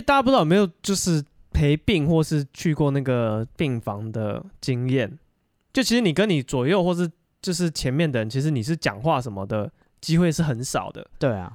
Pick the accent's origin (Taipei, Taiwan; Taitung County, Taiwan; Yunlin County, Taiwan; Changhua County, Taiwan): Taipei, Taiwan